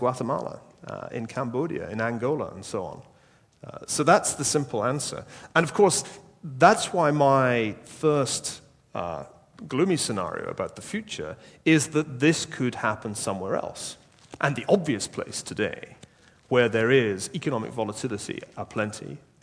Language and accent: English; Glasgow, Scotland, United Kingdom; I'm from Glasgow